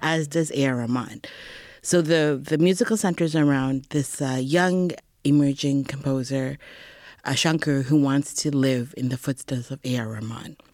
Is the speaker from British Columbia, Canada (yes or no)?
no; Edmonton, Alberta, Canada; moved away as an adult; also born or lived in Toronto; I actually was born and raised in Edmonton, Alberta